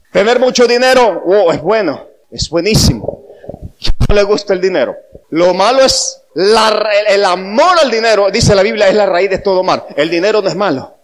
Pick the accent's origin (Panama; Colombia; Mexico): Panama; soy de la República de Panamá